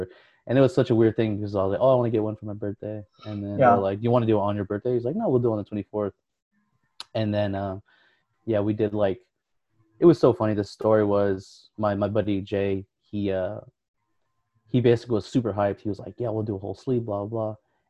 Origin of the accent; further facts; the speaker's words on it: Philippines; And, I mean, of course, I'm Filipino